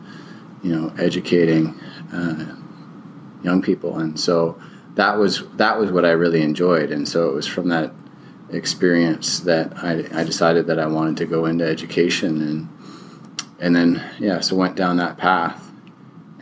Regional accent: Kingston, Ontario, Canada; I'm from Kingston, Ontario, Canada

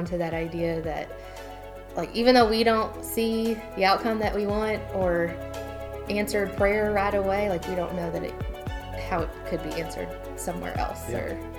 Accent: Indiana, United States; born there; also born or lived in Germany / New Jersey / Alabama / Virginia; I was born in Indiana. We moved to Germany, New Jersey, Auburn, Alabama, Virginia, Kansas, Hawaii, moved to Madison, Alabama when I was going into high school.

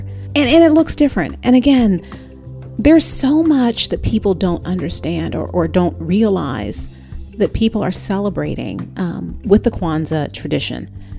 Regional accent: Northern California, United States; I grew up in Northern California.

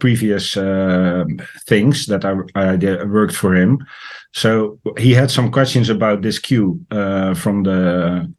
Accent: Netherlands; I am from the Netherlands

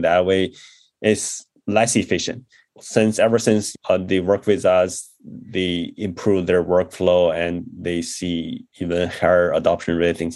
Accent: China; moved away as an adult; also born or lived in Beijing / Chennai, India; I grew up in China and did my undergrad in Beijing, studying engineering

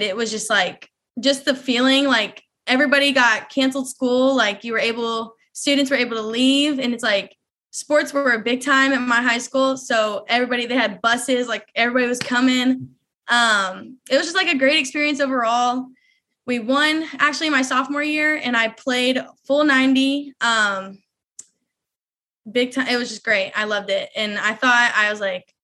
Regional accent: Bryant, Arkansas, United States; I'm from Bryant, Arkansas

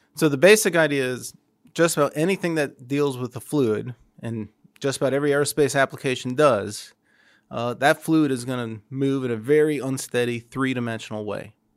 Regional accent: Toledo, Ohio, United States; moved away; I grew up in Toledo

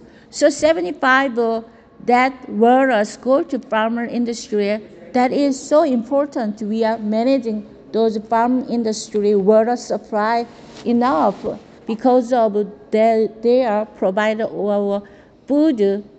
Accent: Andong, North Gyeongsang, South Korea; now in California, United States; Especially I am grew up in very richest my village in Andong, and you know in Andong had two dams, Ima dams and Andong dams.

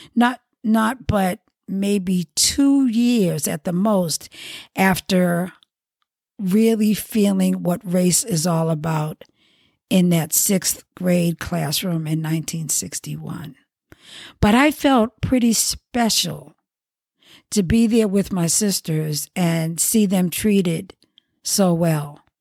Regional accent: Boston, Massachusetts, United States; I was born in Boston, I grew up in the Roxbury section

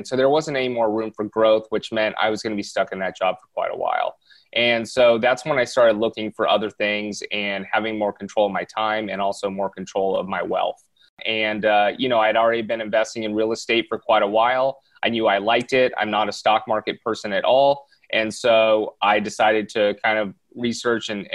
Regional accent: Southern California, United States; born and raised in Southern California, I still live out here

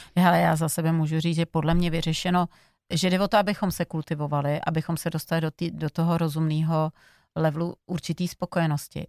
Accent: Slovakia; ze Slovenska, my si lámem oplatky

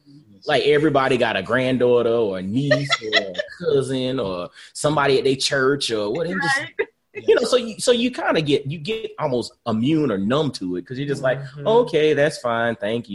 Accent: Augusta, Georgia, United States; moved away as an adult; also born or lived in Atlanta, Georgia / Knoxville, Tennessee; And so I'm originally from Augusta, Georgia.

